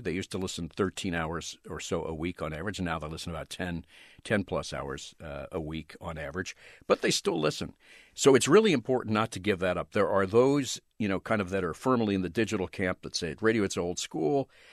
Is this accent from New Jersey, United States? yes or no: no; outside Philadelphia, Pennsylvania, United States; moved away; also born or lived in Los Angeles; I grew up right outside Philadelphia